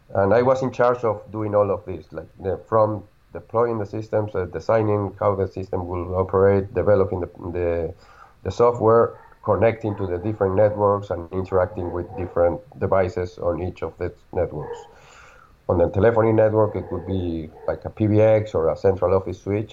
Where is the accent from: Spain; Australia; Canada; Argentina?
Argentina; I'm from Argentina.